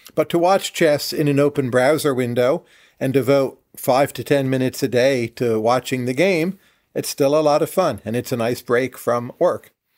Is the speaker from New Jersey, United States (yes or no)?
yes; northern New Jersey, United States; I was born in northern New Jersey, where I grew up